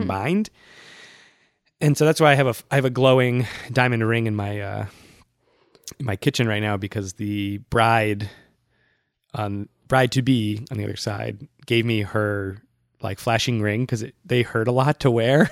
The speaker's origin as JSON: {"language": "English", "town": "Worcester", "region": "Massachusetts", "country": "United States", "tie": "born or raised there", "moved": "yes", "lives_now": "New York, United States", "said": "I went home to my hometown, Worcester"}